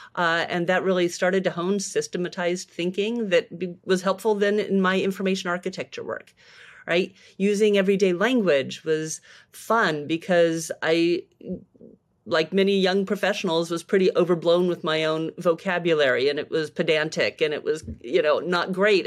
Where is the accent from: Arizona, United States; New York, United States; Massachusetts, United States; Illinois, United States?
Arizona, United States; Tucson; moved away as an adult; also born or lived in San Francisco; I came back to my hometown of Tucson, Arizona